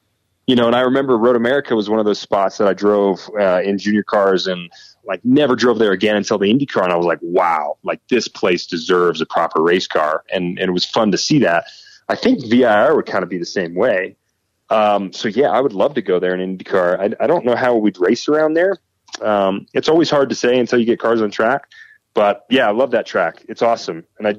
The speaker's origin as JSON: {"language": "English", "town": "Nashville", "region": "Tennessee", "country": "United States", "tie": "born or raised there", "also_born_or_lived": "England", "said": "I was born and raised in Nashville, Tennessee. And I think a couple of the years that I spent in England also probably evened me out."}